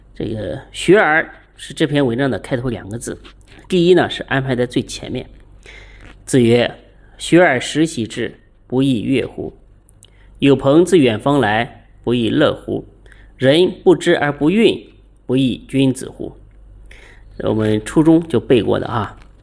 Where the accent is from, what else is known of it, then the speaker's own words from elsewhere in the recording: China; 我们中国人